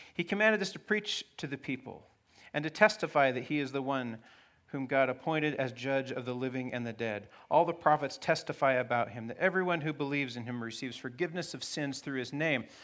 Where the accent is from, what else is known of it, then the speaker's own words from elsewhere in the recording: Fairbanks, Alaska, United States; I grew up in Fairbanks, Alaska, in the nineteen seventies and eighties